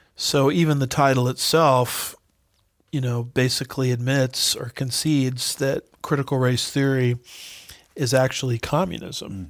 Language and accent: English; Los Alamitos, California, United States; I grew up in Los Alamitos, nearby Los Alamitos, California